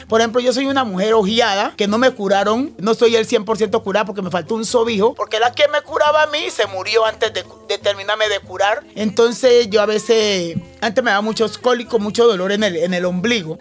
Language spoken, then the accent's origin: Spanish; Tumaco, Nariño, Colombia; Yo nací en Tumaco, en una vereda que se llama Río Mexicano